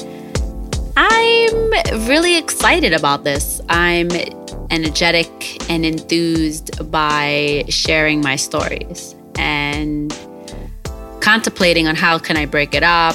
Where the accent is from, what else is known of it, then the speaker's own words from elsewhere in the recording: New York City, New York, United States; a little Arab girl who's born and raised in Brooklyn, New York City